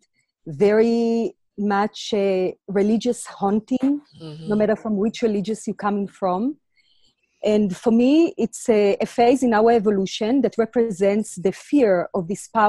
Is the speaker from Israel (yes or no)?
yes; Israel; also born or lived in Latvia; now in South Africa; I was born in Latvia and grew up in Israel